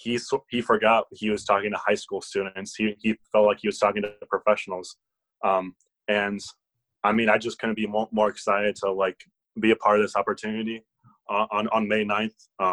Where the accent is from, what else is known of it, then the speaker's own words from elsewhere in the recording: South Bend, Indiana, United States; You know where Notre Dame is? Yeah, okay, I'm from there.